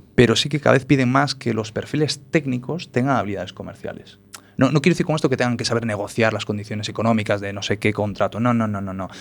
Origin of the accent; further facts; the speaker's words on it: Galicia, Spain; also born or lived in Paris, France; Como buen gallego